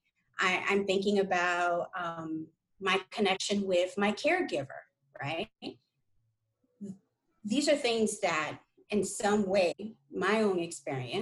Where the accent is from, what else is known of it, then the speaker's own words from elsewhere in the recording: New York City, New York, United States; I grew up in New York City, where in the 80s, there's a lot of crime